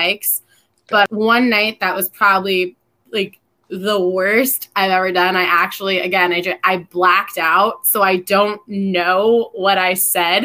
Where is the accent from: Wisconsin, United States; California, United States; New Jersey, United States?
New Jersey, United States; I'm from Jersey